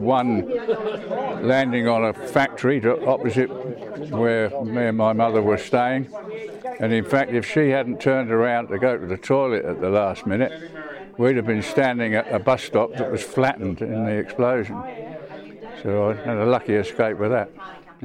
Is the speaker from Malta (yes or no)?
no; Bushey, East of England, United Kingdom; also born or lived in Watford; I was born in Bushy, which is north of London, but on the perimeter of London, in Hertfordshire, in 1939